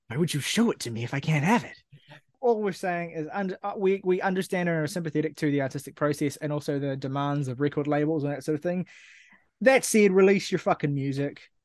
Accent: New Zealand; I'm Kiwi

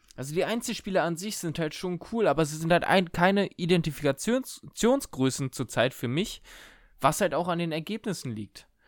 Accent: Germany; als Deutsche mit unserem, äh, mit unseren 5, 6, 7 Jahren äh, Englisch in der Schule

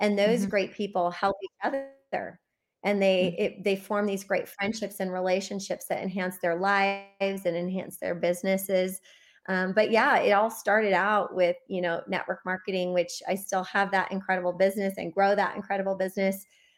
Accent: Midwest, United States; And I grew up mostly in the Midwest, but we also moved a lot growing up.

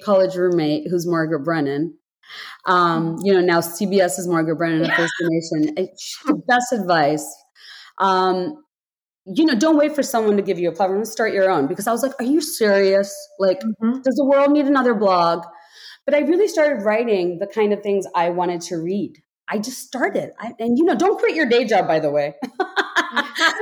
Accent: Bangladesh; moved away; I grew up in Bangladesh, deeply patriarchal society

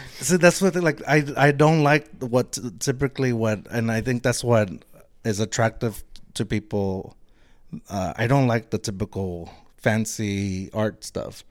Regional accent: Eagle Pass, Texas, United States; moved away; I grew up, I'm from Eagle Pass, Texas.

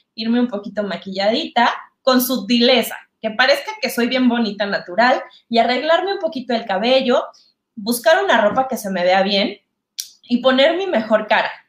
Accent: Mexico; soy mexicana, muy mexicana

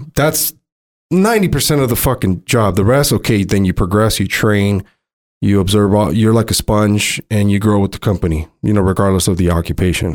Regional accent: Montebello, California, United States; a regular dude that I grew up with in San Gabriel Valley, Montebello

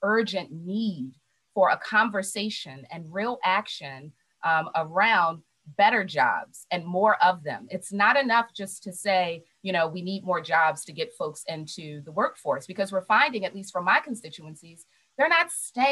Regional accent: Baltimore, Maryland, United States; I love Baltimore, born and raised and made it a choice to stay here

